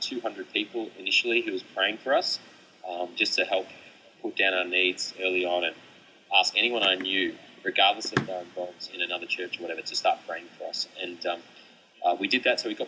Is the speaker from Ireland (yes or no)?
no; Melbourne, Victoria, Australia; I grew up in Melbourne